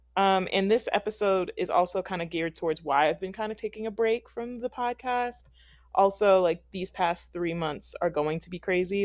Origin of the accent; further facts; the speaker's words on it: Philadelphia, Pennsylvania, United States; moved away; I'm from Philadelphia